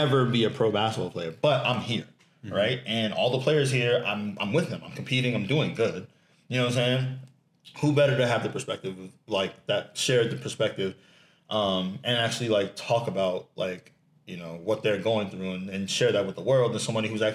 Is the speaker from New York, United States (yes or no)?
yes; New York City, New York, United States; I grew up in Lower East Side